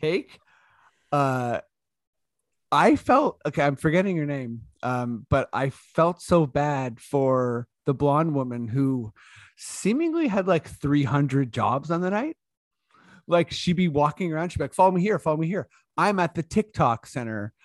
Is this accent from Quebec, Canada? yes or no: no; Toronto, Ontario, Canada; we're from Toronto